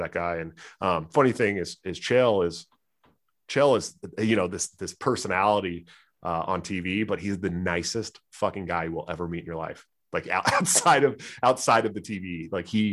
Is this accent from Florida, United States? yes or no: no; San Francisco Bay Area, California, United States; I grew up in right outside of Stockton, Oakland, Antioch, California. I'm from their neighborhood